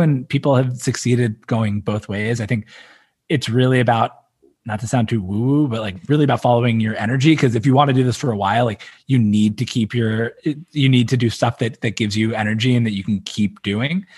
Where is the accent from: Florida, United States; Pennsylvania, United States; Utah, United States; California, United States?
Pennsylvania, United States; Philadelphia; moved away; I'm from Philly originally, so like sports talk radio is a big part of the culture there